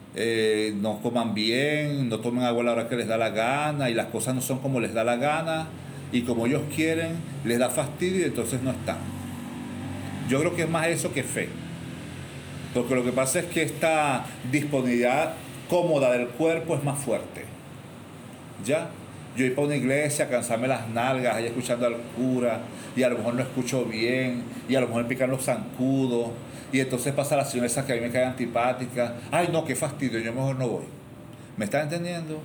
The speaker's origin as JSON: {"language": "Spanish", "town": "Cumaná", "region": "Sucre", "country": "Venezuela", "tie": "born or raised there", "said": "yo soy cubano y yo toda la vida en Cumaná"}